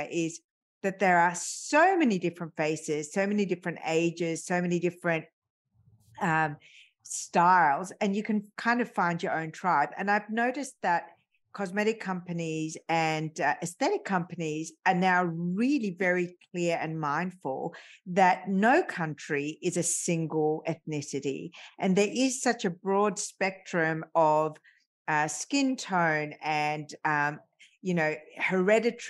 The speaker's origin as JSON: {"language": "English", "country": "Australia", "tie": "born or raised there", "said": "I was growing up in Australia"}